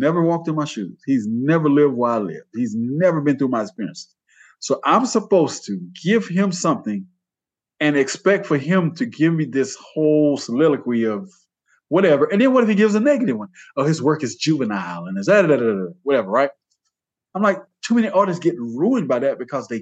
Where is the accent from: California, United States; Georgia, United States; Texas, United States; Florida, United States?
Georgia, United States; now in Sonora, United States; I was born in Georgia.